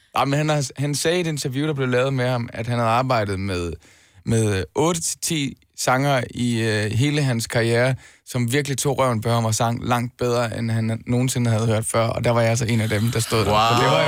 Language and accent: Danish; Denmark; Danmark i første omgang, fordi det er mit hjemland